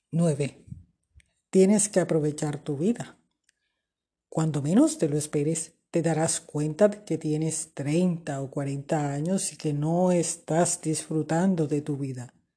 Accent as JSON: {"language": "Spanish", "country": "Colombia", "also_born_or_lived": "Barranquilla, Colombia", "said": "desde Barranquilla, Colombia"}